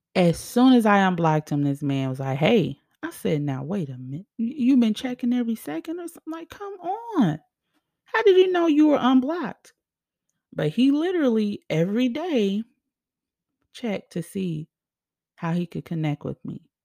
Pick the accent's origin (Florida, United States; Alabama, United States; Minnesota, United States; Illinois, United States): Illinois, United States; Chicago; moved away as an adult; also born or lived in Arizona; Me in Arizona, away from my home state, home city, Chicago